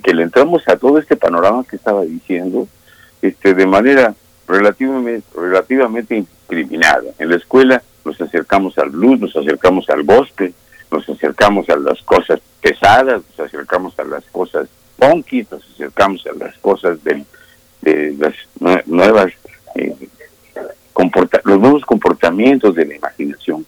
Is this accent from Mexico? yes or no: yes; Mexico; somos mexicanos y tenemos nuestras maneras de decir las cosas